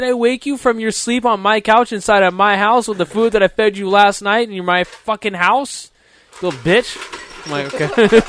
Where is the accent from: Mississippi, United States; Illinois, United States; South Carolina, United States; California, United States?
California, United States; I'm from California